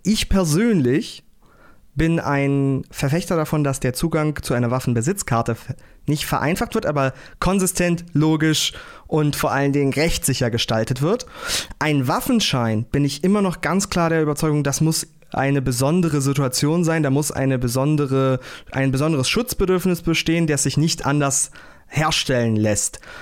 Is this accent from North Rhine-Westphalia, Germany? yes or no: no; Uelzen, Lower Saxony, Germany; Ich komme aus dem Großraum Lüneburg-Uelzen, äh, Landkreis Uelzen